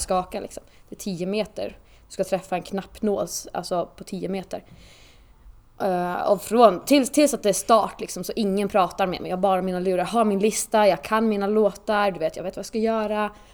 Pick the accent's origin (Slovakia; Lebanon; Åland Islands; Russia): Åland Islands; moved away as an adult; now in Sweden; tills att jag flyttade nästan från eh, Åland som jag kommer ifrån